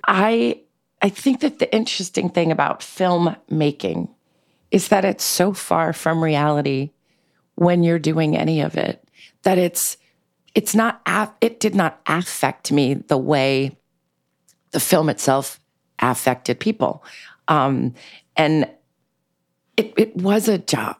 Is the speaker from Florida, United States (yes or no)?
no; New York City, New York, United States; I grew up in New York City in a very eclectic, bohemian, um, y, uh, diverse way in Manhattan